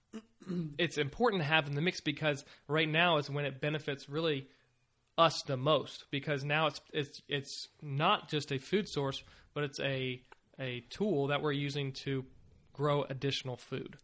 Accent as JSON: {"language": "English", "region": "Virginia", "country": "United States", "tie": "born or raised there", "moved": "yes", "said": "I was from Virginia"}